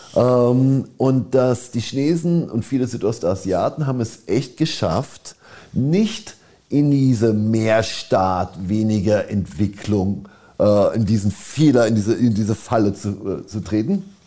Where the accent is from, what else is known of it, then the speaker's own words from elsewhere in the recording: Germany; ich bin ein Deutscher